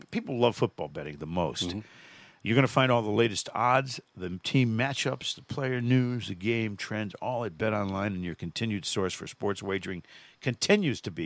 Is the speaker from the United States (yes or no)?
yes; Manchester, Connecticut, United States; my hometown of Manchester, Connecticut